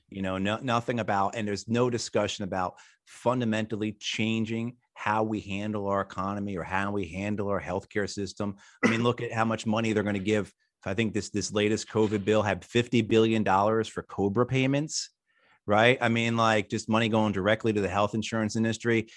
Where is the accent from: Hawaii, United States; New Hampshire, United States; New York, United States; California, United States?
New York, United States; outside New York City, United States; I grew up outside New York City